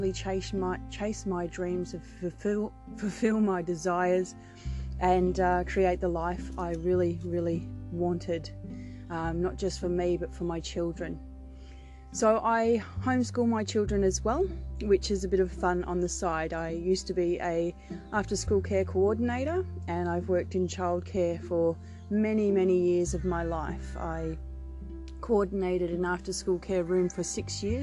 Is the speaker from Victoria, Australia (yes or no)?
yes; Victoria, Australia; I am born and bred in Australia, from Victoria